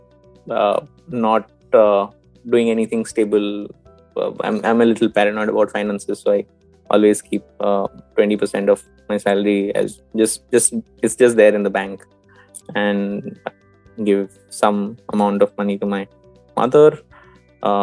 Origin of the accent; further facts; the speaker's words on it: Bhubaneswar, Odisha, India; where I stay, which is Bhubaneswar, my hometown